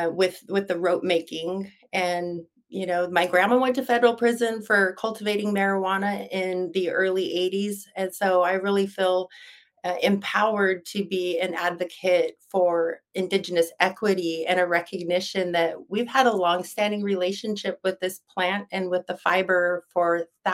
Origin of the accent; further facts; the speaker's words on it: Nez Perce Indian Reservation, Idaho, United States; I was born and raised on the Nez Perce Indian Reservation in Idaho